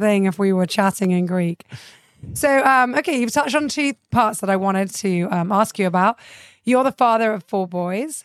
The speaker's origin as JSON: {"language": "English", "region": "England", "country": "United Kingdom", "tie": "born or raised there", "moved": "yes", "lives_now": "Cyprus", "said": "I grew up in England"}